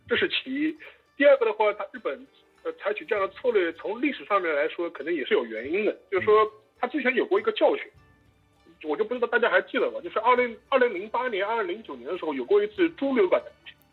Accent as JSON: {"language": "Chinese", "region": "Shanghai", "country": "China", "said": "我们上海人"}